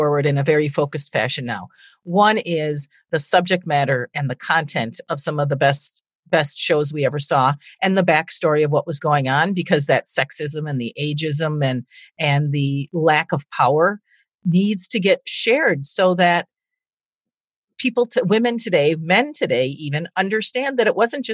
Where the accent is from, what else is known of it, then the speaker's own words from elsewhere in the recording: Minnesota, United States; moved away as an adult; now in Chicago, United States; living in the Midwest, growing up in Minnesota